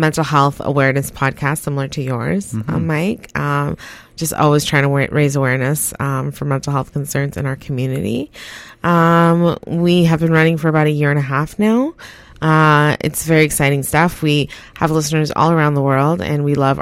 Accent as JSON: {"language": "English", "country": "Canada", "tie": "born or raised there", "also_born_or_lived": "Guyana", "said": "I was born in Guyana, South America. I came up to Canada Christmas Day, 1988"}